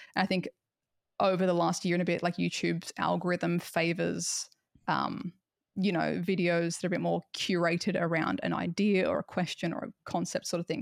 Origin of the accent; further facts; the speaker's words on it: Australia; because of being Australian